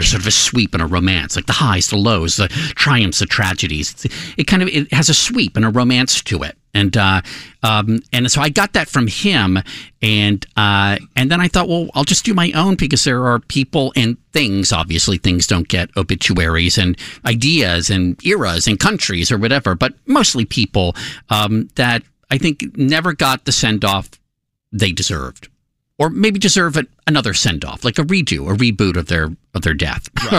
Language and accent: English; United States; I grew up right outside of Washington, D.C.